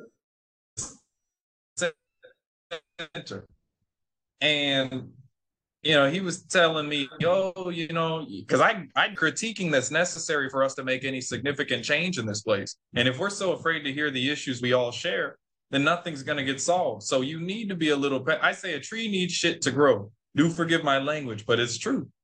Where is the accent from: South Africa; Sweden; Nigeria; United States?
United States; Las Vegas, Nevada; first language English; moved away as an adult; now in Tanzania; I come from Vegas, so it's mostly Mexicans